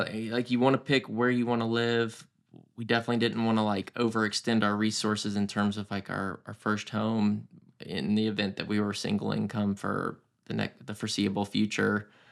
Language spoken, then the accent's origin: English; Roswell, Georgia, United States; also born or lived in Houston; I grew up in Roswell, Georgia